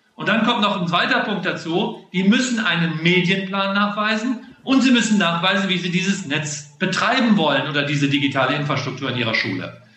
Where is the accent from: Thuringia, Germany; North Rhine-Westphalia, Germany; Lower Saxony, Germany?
North Rhine-Westphalia, Germany; Solingen; moved away; Das ist meine Heimatstadt, da komme ich her